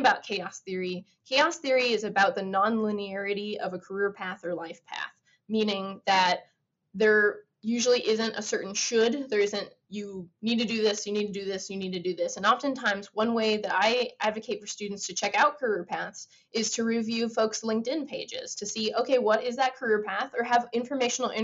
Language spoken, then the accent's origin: English; United States; as being an American